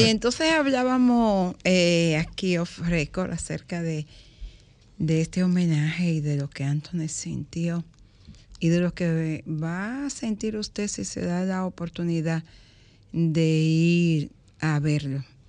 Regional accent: Higüey, La Altagracia, Dominican Republic; moved away; yo nací en Higüey

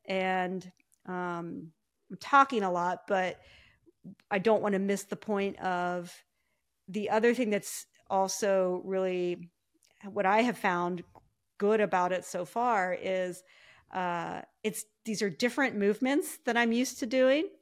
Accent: Ohio, United States; I grew up in Ohio

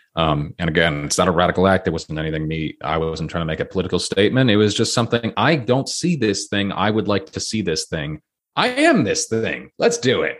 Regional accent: Toronto, Ontario, Canada; I grew up in a pretty liberal city, I grew up in Toronto

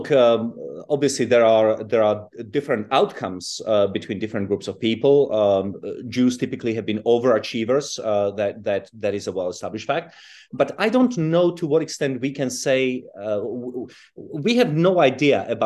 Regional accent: Czechia; English is a second language; also born or lived in South Africa / United Kingdom; I was born in Europe, but I I grew up in Czechoslovakia and in South Africa, and then in Britain.

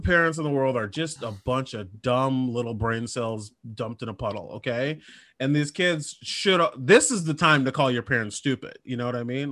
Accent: Minnesota, United States; I'm from Minnesota

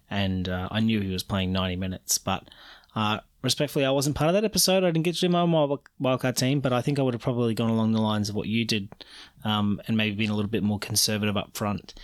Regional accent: Australia; I'm Australian

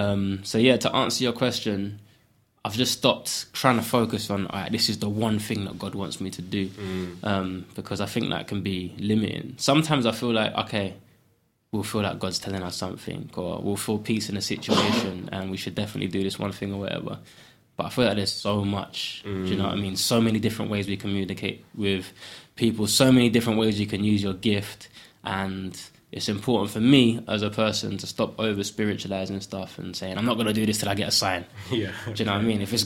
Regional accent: London, United Kingdom; also born or lived in Ghana; I grew up in Custom House, East London, on a council estate.

